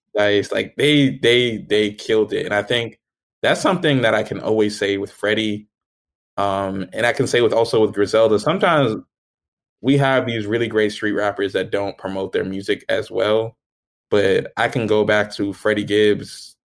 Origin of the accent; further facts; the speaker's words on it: New Jersey, United States; I'm from New Jersey